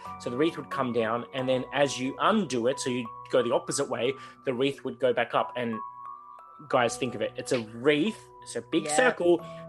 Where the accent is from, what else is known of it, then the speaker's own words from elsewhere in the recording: the Garden State, Victoria, Australia; obviously I'm from the Garden State.